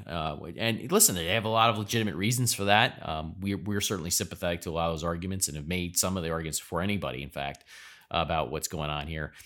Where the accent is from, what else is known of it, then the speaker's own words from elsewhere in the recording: United States; as an American